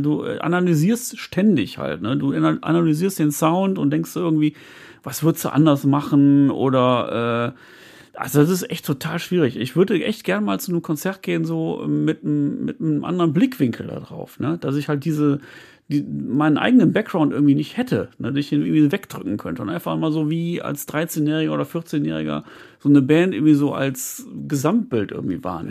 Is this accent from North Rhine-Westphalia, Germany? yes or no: yes; Viersen, North Rhine-Westphalia, Germany; ich komme ja aus Viersen